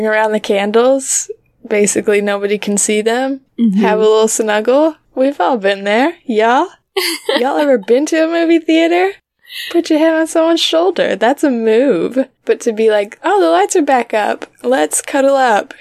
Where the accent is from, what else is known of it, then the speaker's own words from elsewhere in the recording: United States; moved away; as an American